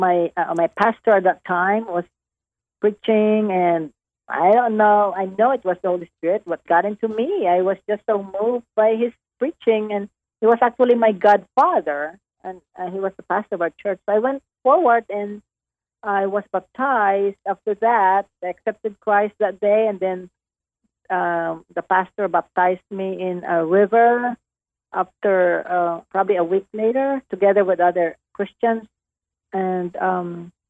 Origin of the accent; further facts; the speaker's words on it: Negros Occidental, Western Visayas, Philippines; moved away as an adult; now in Dallas, United States; Negros Occidental, it's Visayas, it's in the middle part of the Philippines